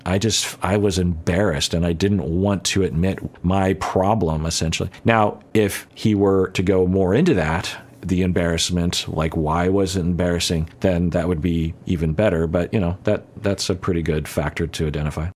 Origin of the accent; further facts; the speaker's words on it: United States; I'm an American citizen.